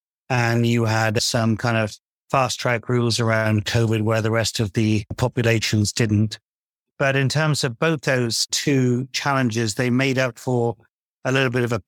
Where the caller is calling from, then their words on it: London, United Kingdom; I'm calling from London, England.